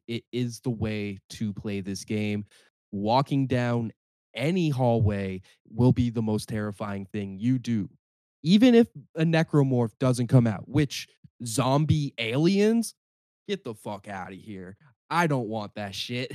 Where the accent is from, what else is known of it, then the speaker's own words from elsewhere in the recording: Cambridge, Ontario, Canada; my hometown, Cambridge, and also in Brantford